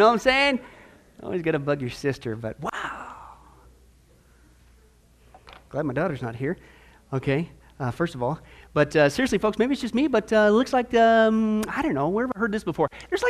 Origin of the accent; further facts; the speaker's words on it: Midwest, United States; now in Arizona, United States; I grew up in the Midwest.